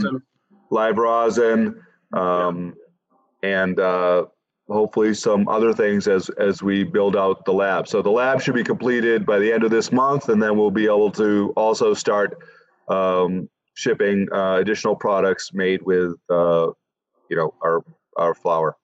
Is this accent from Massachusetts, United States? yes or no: yes; Quincy, Massachusetts, United States; moved away as an adult; also born or lived in Wisconsin; move back to where I grew up in Massachusetts from Wisconsin